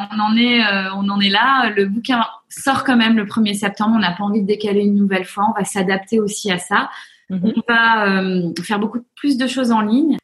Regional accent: France; accent: French; moved away as an adult; now in United States; mon accent, euh, au bout de deux minutes, on me dit Oh, you're so French

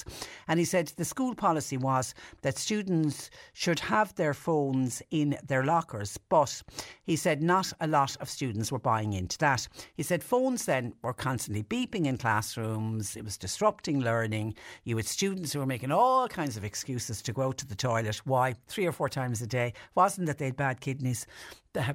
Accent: Ireland; I'm Irish, you can imagine being a tourist and you've gone completely off the beaten track.

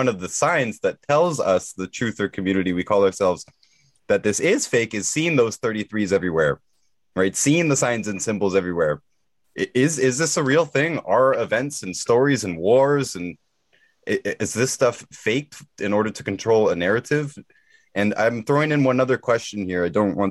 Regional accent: Canada; I'm Canadian

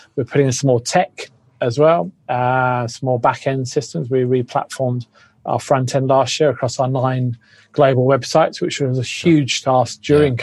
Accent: England, United Kingdom; now in Australia; I used to always introduce myself as Australian because you will be embraced a lot more than being English

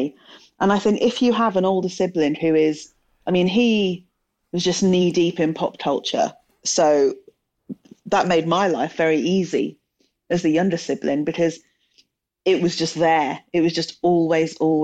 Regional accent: Telford, West Midlands, United Kingdom; I grew up in Telford in the West Midlands.

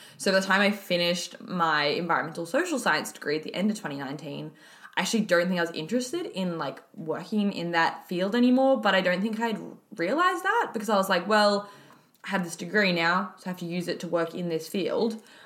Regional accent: Alice Springs, Northern Territory, Australia; moved away as an adult; now in Melbourne, Australia; I was actually born and raised in Alice Springs in the Northern Territory, and I moved to Melbourne six years ago for uni.

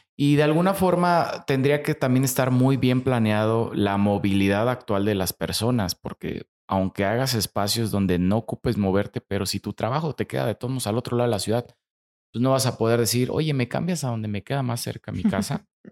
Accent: Mexico; como mexicanos somos muy afortunados por, el país que tenemos

